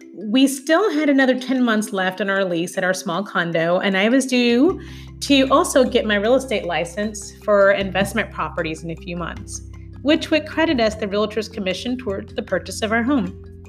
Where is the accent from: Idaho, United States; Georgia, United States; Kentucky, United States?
Kentucky, United States; Louisville; also born or lived in Goshen, Kentucky; move to Kentucky, where I'm from, when he was offered a job with a San Francisco based tech company that had recently relocated to my hometown of Louisville